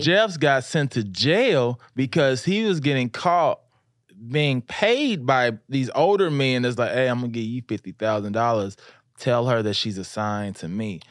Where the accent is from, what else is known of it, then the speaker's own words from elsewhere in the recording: Louisiana, United States; I grew up in the South